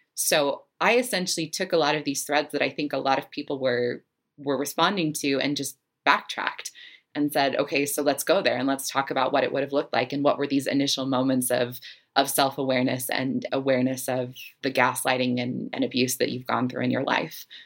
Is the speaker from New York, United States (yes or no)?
no; Salt Lake City, Utah, United States; I grew up in Salt Lake City, Utah